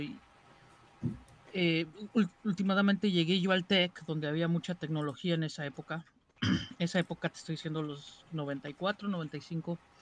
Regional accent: Mexico City, Mexico; soy de México. Soy chilango.

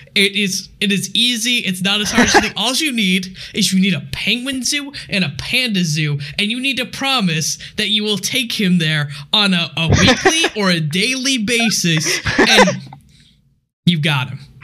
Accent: United States; I only speak English because I am an American pleb

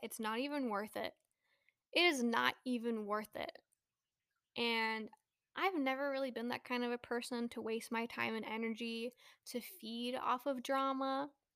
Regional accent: Bay Area, California, United States; moved away; also born or lived in New Mexico / Texas; I grew up in the Bay Area

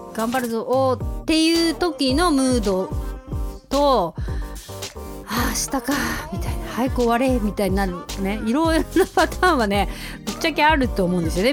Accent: Hokkaido, Japan; 北海道人としては

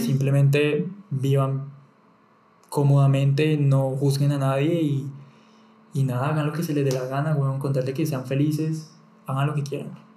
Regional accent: Bucaramanga, Santander, Colombia; moved away; yo salí de Bucaramanga

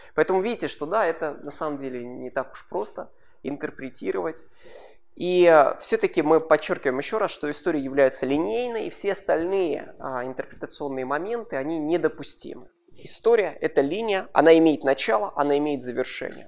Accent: Kharkiv, Kharkiv Oblast, Ukraine; Родился я вырос в Харькове

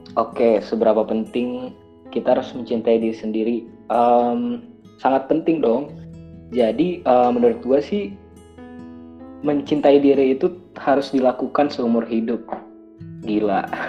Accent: Makassar, South Sulawesi, Indonesia; moved away; Gue orang Makassar

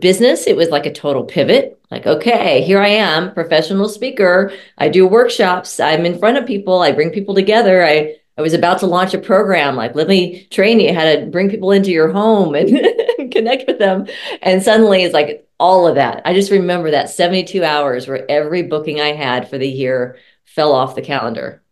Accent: Texas, United States; moved away; also born or lived in Colorado; I'm originally from Texas.

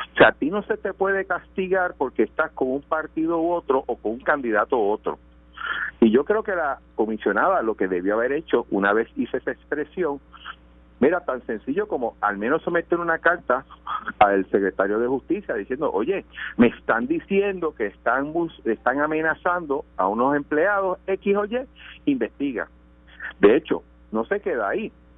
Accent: Caguas, Puerto Rico; Soy de Caguas y mi distrito coge Caguas y Gurabo.

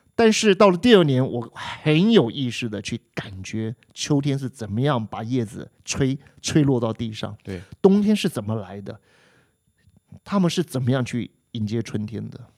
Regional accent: Taiwan; moved away as an adult; 我们台湾过去的人，大部分我们的差异性没有那么大

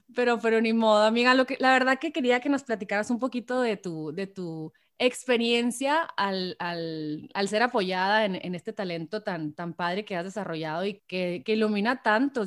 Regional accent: Hermosillo, Sonora, Mexico; now in San Diego, United States; soy de Hermosillo Sonora

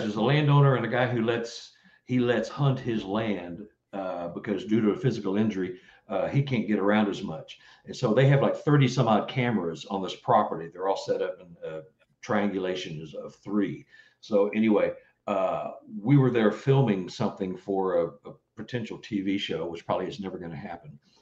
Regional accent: Texas, United States; now in Missouri, United States; I'm from Texas

